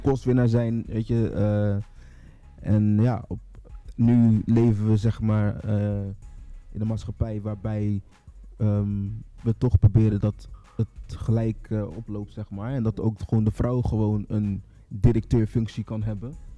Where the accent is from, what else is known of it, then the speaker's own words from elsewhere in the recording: Rotterdam, South Holland, Netherlands; 33 jaar, kom uit Rotterdam.